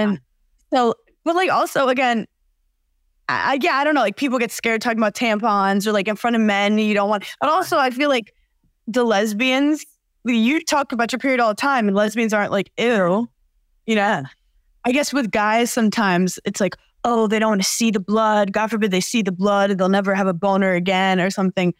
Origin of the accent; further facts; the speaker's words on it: New York, United States; I'm from New York